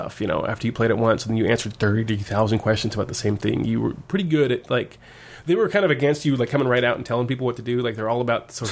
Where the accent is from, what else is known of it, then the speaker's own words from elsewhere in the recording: Woodinville, Washington, United States; moved away as an adult; also born or lived in Tokyo; I grew up in Woodinville, which is right next to Redmond, Washington